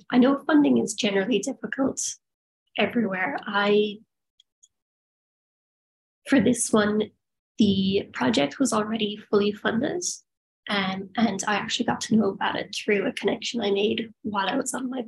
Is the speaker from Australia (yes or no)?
yes; Perth, Western Australia, Australia; born there; I have Australian citizenship because I was born in Perth.